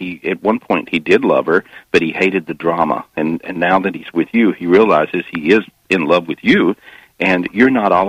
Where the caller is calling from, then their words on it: Florida, United States; I'm in Florida today.